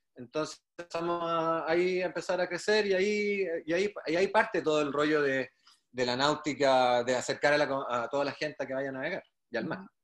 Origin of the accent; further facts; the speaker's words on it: Viña del Mar, Valparaíso, Chile; yo soy reñaquino de toda mi vida, o sea, nací, bueno, nací en Viña, mientras mi papá se hacía en la casa en Reñaca, entonces siempre estuve ligado a la playa y el mar, desde chico